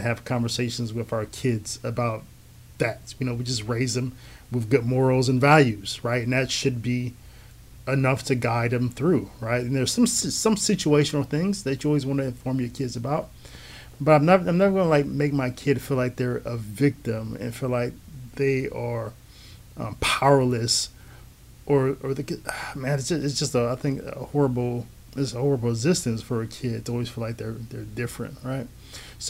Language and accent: English; United States; I'm an American who is black